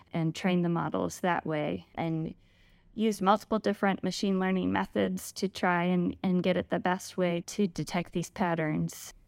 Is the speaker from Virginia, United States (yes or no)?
yes; Richmond, Virginia, United States; also born or lived in Lexington, Virginia / Charlottesville, Virginia; So I was born and raised in Virginia. I've started out in Richmond